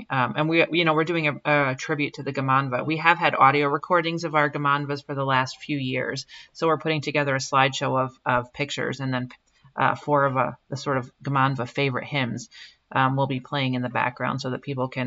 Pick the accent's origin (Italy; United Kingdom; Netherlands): United Kingdom; Wales; we all hope we're back in 2021 so that we can enjoy that that sense of being Welsh all together.